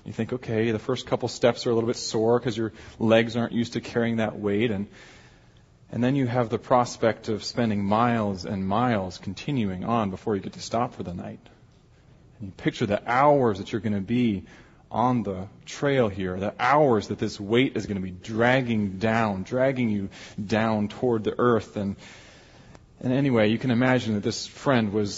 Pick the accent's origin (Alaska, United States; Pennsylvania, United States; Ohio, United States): Alaska, United States; now in Chicago, United States; I'm from Alaska.